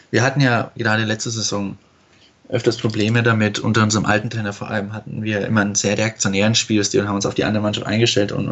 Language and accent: German; Fürth, Bavaria, Germany; now in Bochum, Germany; ich bin 22, bin aus Fürth und studiere mittlerweile in Bochum